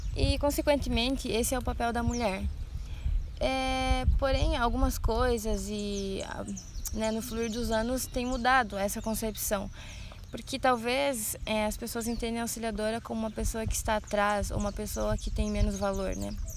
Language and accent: Portuguese; Santa Rosa, Rio Grande do Sul, Brazil; moved away as an adult; now in Blumenau, Brazil; sou do Rio Grande do Sul, Santa Rosa